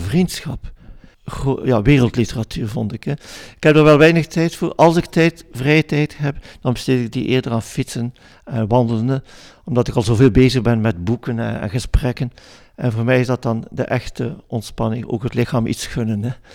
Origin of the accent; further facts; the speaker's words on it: Flanders, Belgium; als Vlaming